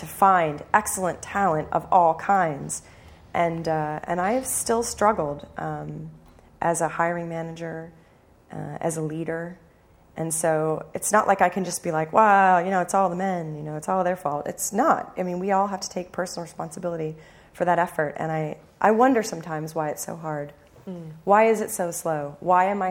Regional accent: United States; as an American developer

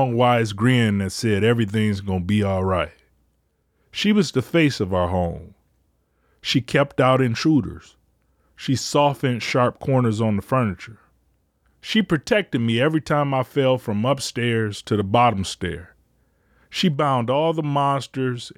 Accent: Detroit, Michigan, United States; also born or lived in Ecorse, Michigan; I recognized three homes growing up in Detroit

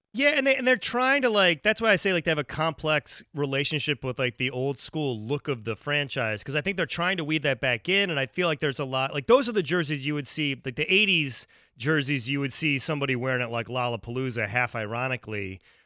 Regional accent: Ohio, United States; now in Chicago, United States; I live in Chicago. Like I, I grew up in Ohio

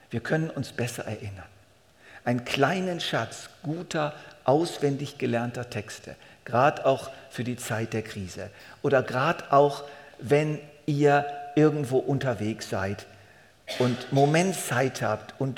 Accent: Switzerland; Das ist einfach nun mal unsere Verpflichtung als Schweizer.

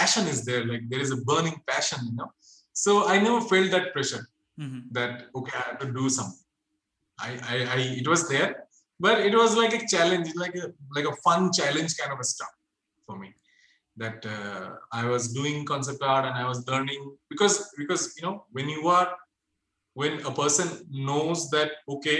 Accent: Kolkata, West Bengal, India; moved away as an adult; back in my hometown, which is in Kolkata.

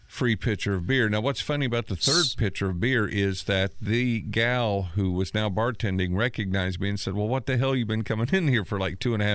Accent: Natchitoches, Louisiana, United States; moved away as an adult; now in Indiana, United States; I moved to Indiana from my hometown of Nutsitch, Louisiana. I spent a couple of 3 years or so in Pendleton, in the town, not the facility.

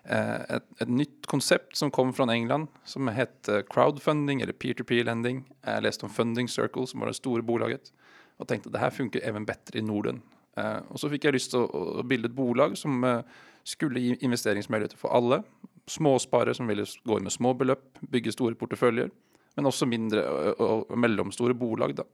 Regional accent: Bergen, Vestland, Norway; accent: Oslo dialect; Swedish is a second language; Bergen, men jag har ingen dialekt från Bergen tyvärr. Så det är Oslo-dialekten ni hör.

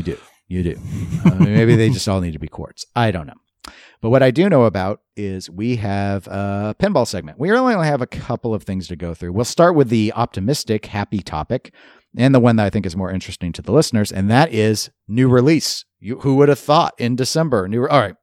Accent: United States; I'm American

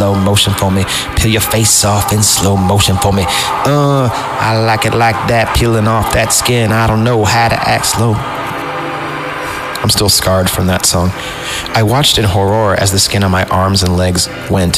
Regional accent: Fresno, California, United States; I grew up in the Central Valley in Fresno

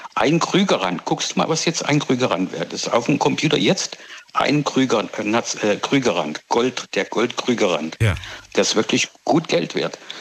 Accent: Pforzheim, Baden-Württemberg, Germany; moved away as an adult; now in South Africa; Ich komme ja aus der Goldstadt Pforzheim eigentlich. Ne? Bin ich Schwabe aufgewachsen.

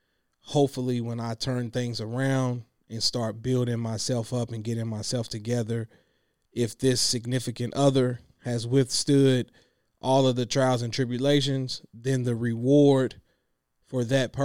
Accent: Clinton, United States; Girl, I'm from Clinton. Girl, we could have got married under the trussle. Shout out to my folks in Clinton who know what that is.

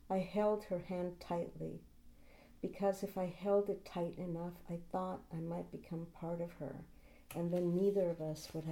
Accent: San Francisco, California, United States; I grew up in San Francisco.

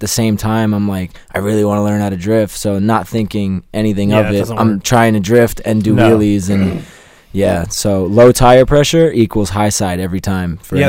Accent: Long Island, New York, United States; now in Charlotte, United States; I am originally from Long Island, New York, but I reside in Charlotte, North Carolina.

